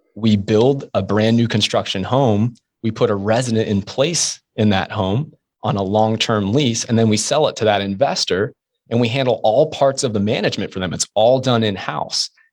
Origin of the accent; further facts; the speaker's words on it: Jacksonville, Florida, United States; I'm from Jacksonville, Florida